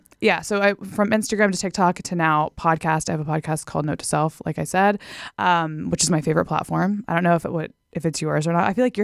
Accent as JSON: {"language": "English", "region": "Texas", "country": "United States", "tie": "born or raised there", "said": "So I grew up in Texas. I went to Texas A&M University. I was a different person back then. But yeah, I'm from Texas."}